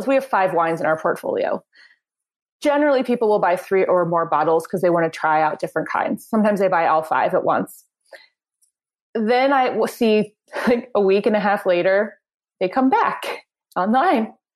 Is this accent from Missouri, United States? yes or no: yes; Springfield, Missouri, United States; moved away as an adult; also born or lived in New York City; I moved back to my hometown of Springfield, Missouri